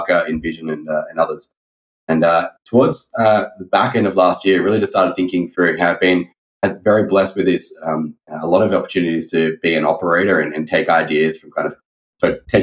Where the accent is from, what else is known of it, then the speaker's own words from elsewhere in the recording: Sydney, New South Wales, Australia; moved away; I hail from Sydney, Australia. I originally grew up in a family of entrepreneurs